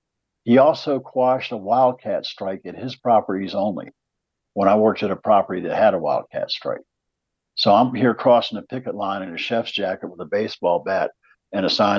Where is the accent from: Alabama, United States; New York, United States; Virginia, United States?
Virginia, United States; So when he found out I was from Virginia, he tried racism with me